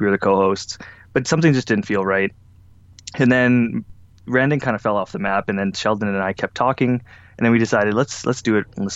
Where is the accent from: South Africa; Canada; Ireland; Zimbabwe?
Canada; Alberta; I'm from Alberta.